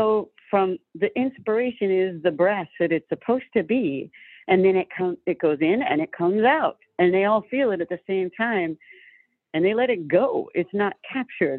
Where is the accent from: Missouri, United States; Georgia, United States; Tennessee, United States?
Georgia, United States; I'm from Georgia